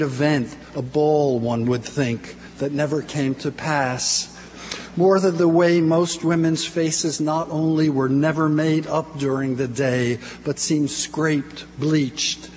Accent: New Jersey, United States; I'm from New Jersey

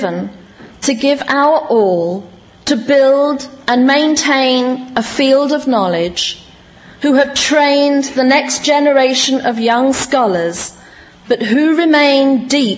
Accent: United Kingdom; also born or lived in West Indies (heritage); now in United States; I was from Britain and or of West Indian heritage

